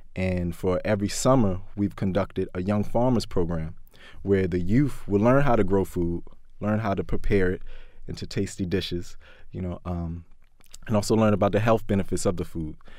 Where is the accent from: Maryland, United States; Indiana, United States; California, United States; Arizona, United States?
Maryland, United States; Baltimore; growing up in West Baltimore, um, growing up in Baltimore in general